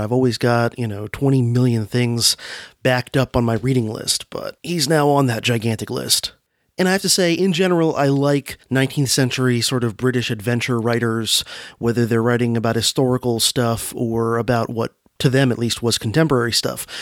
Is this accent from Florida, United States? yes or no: yes; Florida, United States; born or raised there